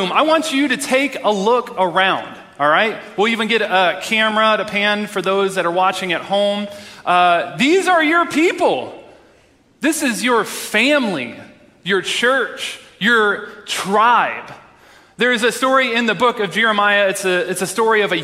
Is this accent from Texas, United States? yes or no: yes; Texas, United States; moved away; I'm originally from Texas